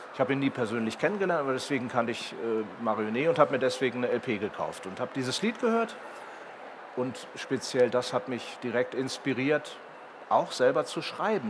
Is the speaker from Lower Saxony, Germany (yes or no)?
yes; Herzberg am Harz, Lower Saxony, Germany; bei mir in, in, meinem Heimatort Herzberg am Harz